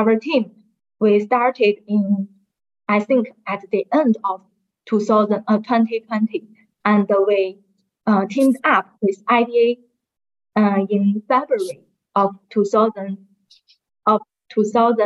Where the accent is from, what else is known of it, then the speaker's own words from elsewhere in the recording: China; I'm from China